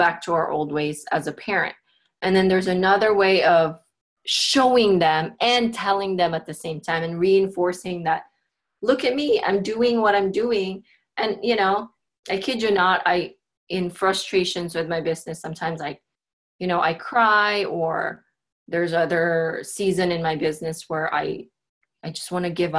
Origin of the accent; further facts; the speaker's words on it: Philippines; now in Portland, United States; I grew up in the Philippines. I had six siblings